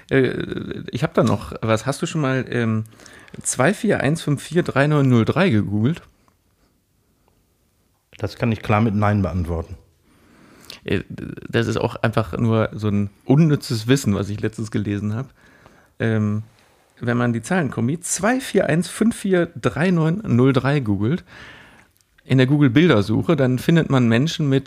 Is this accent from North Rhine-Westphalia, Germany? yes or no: yes; Cologne, North Rhine-Westphalia, Germany; Das ist aber ja auch ein Klassiker als Kölner. Hier in Köln sind ja die, die Ampelphasen, ähm, ich glaube, vier Sekunden.